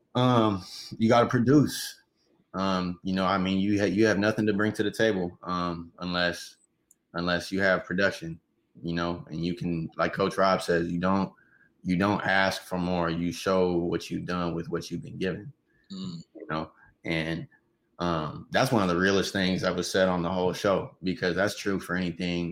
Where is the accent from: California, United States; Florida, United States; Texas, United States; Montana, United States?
California, United States; Riverside; also born or lived in Los Angeles, California / Sacramento, California; I'm from East Riverside, born and raised